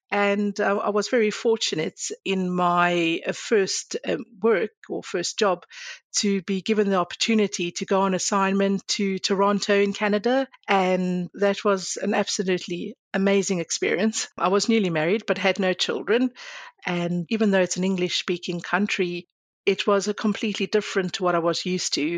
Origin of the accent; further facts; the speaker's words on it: South Africa; moved away as an adult; I was born in South Africa, but I'm of Greek Cypriot heritage. I spent most of my life in South Africa.